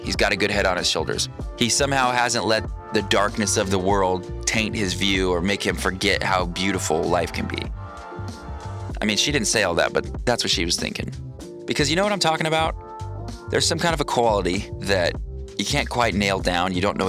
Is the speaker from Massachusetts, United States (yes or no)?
no; Ocean Park, Washington, United States; But I grew up in Ocean Park, Washington. Ocean Park is a little town about 3/4 of the way down the Long Beach Peninsula.